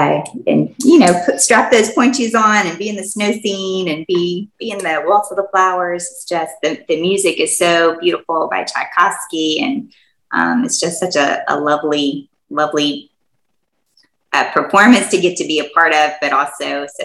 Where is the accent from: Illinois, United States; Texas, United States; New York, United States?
Texas, United States; Corpus Christi; moved away as an adult; now in Baton Rouge, United States; I did not grow up in Baton Rouge, Louisiana. I grew up in Corpus Christi, Texas